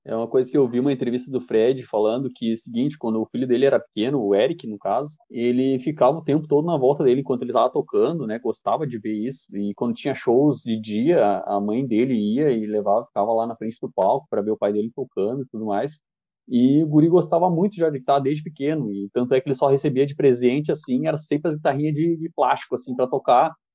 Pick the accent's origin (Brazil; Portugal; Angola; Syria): Brazil